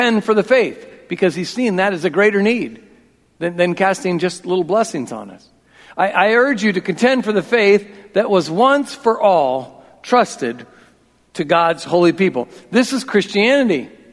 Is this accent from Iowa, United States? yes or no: yes; Iowa, United States; I'm from Iowa